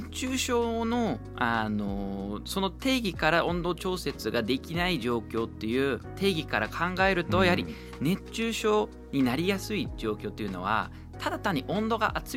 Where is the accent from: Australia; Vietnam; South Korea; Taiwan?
Australia; now in Japan; オーストラリアから来てるんですけれども